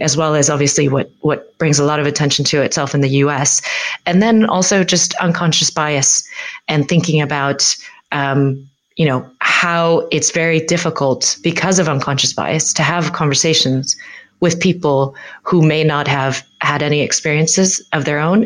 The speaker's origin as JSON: {"language": "English", "country": "United States", "moved": "yes", "lives_now": "United Kingdom", "said": "as an American"}